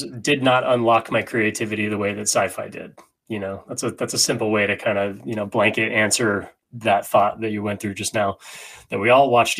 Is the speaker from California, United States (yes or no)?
yes; Sacramento, California, United States; also born or lived in San Francisco; You know, I'm a Northern California kid, you know, so I grew up in Sacramento and, San Francisco.